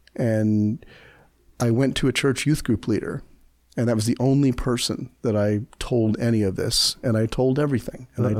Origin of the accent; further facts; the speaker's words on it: New Jersey, United States; We moved to New Jersey, which I call my hometown because that's where I, you know, spent my adolescence, and it was the only place I ever lived for years at a time in my childhood.